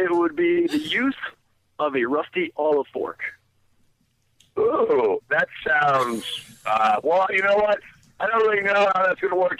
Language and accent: English; Virginia, United States; now in New York, United States; Uh, actually, I'm from Virginia, but I live in New York.